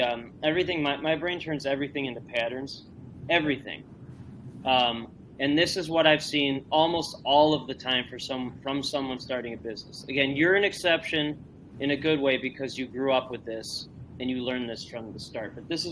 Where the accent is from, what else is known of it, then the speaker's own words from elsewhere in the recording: Northbrook, Illinois, United States; I grew up and live in the Northbrook Glenview area.